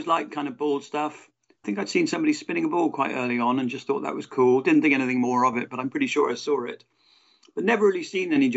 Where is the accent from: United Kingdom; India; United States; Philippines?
United Kingdom; Exeter, South West England; I'm not from Cornwall, but I'm from Devon